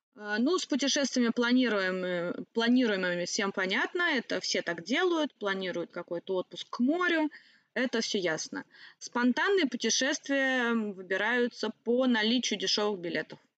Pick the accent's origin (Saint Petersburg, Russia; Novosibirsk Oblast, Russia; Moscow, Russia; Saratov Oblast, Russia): Saratov Oblast, Russia; the Volga; moved away; сама я с Волги, Саратовской области